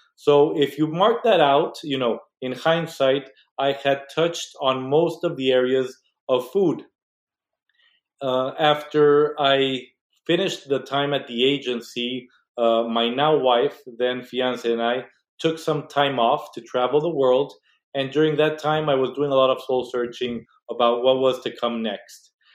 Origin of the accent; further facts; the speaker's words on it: Mexico; moved away as an adult; now in United States; I was born and raised in Mexico